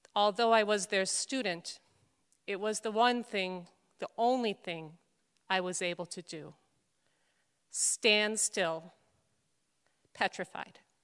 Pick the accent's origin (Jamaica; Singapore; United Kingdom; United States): United States; Chicago, Illinois; moved away; also born or lived in Scranton, Pennsylvania; raised Catholic like I was and attended Immaculate Conception Parish on the northwest side of Chicago